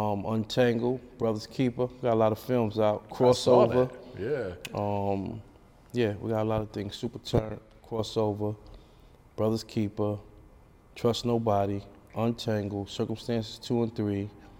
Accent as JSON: {"language": "English", "town": "New York City", "region": "New York", "country": "United States", "tie": "born or raised there", "said": "Oh, man, I'm from Brooklyn. I'm from Bed-Stuy, I'm from LG, you know, from New York City."}